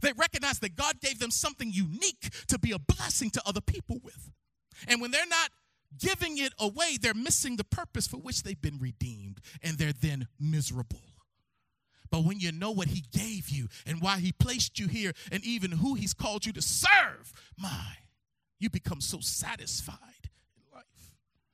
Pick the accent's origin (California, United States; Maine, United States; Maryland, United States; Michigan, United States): Maryland, United States; Baltimore; I'm from Baltimore, Maryland. And I grew up in Harold Williamson Sr.'s house